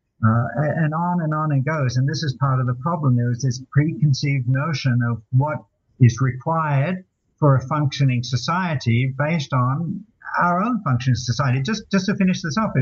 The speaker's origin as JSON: {"language": "English", "country": "Australia", "said": "I'm Australian"}